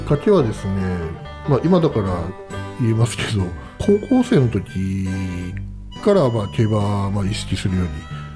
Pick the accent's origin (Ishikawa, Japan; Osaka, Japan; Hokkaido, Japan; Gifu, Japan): Hokkaido, Japan; moved away as an adult; also born or lived in Tokyo; もともと北海道出身なんですけど